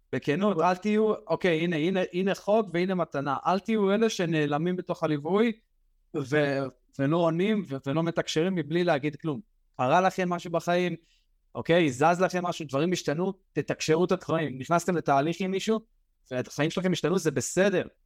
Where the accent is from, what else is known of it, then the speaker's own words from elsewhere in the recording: Israel; אנחנו בתור ישראלים